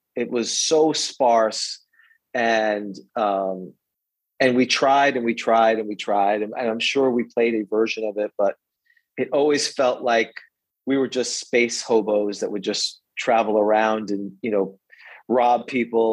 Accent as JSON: {"language": "English", "town": "New York City", "region": "New York", "country": "United States", "tie": "born or raised there", "also_born_or_lived": "St. Pete Beach, Florida", "moved": "yes", "lives_now": "Florida, United States", "said": "I grew up in New York City"}